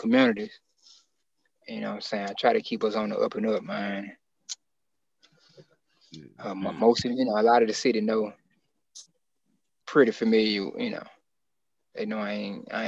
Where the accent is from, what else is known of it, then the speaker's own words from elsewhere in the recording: Memphis, Tennessee, United States; I'm from North Memphis, but it's just been the whole city